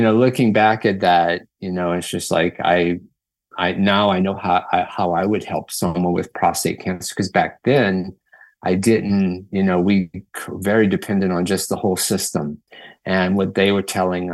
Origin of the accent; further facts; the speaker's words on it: Louisiana, United States; moved away as an adult; now in Seattle, United States; I'm from Louisiana originally. I've been in Seattle area for the last 16 years